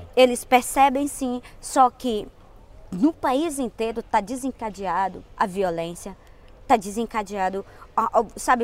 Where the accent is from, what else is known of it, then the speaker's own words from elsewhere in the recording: Brazil; lá onde eu moro, lá onde eu vivo, lá no meu estado brasileiro